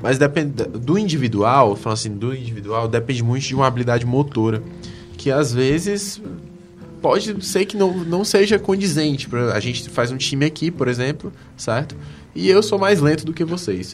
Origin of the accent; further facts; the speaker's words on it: Brazil; a gente é brasileiro